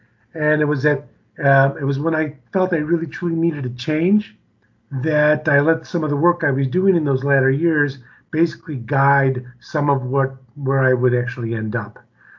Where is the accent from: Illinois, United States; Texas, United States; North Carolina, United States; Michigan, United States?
Illinois, United States; Chicago; now in Denver, United States; Yeah, I'm from Chicago, born and raised in Chicago.